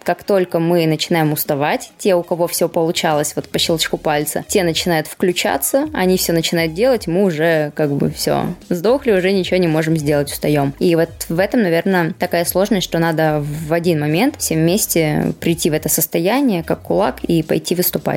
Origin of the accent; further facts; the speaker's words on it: Yekaterinburg, Sverdlovsk Oblast, Russia; now in Moscow, Russia; в моем родном городе